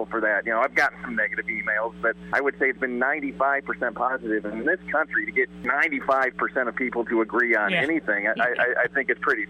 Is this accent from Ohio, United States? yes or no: no; Dike, Iowa, United States; I grew up in Dyke, graduated from Dyke, New Hartford in 1995